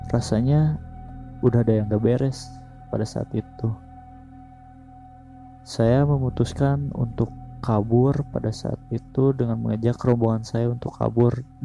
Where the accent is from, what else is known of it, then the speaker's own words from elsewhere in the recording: West Java, Indonesia; first language Sundanese; Indonesian is a second language; gue kan emang asli Sunda jadi suka ada yang susah gitu ngucapinnya umpamainnya dari bahasa Sunda ke Indo